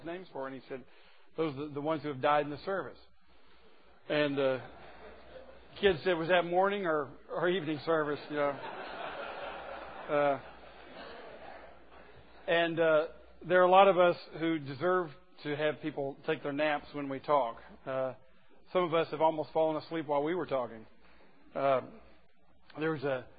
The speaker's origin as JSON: {"language": "English", "region": "the South", "country": "United States", "tie": "born or raised there", "said": "I was born in the South and raised in the South"}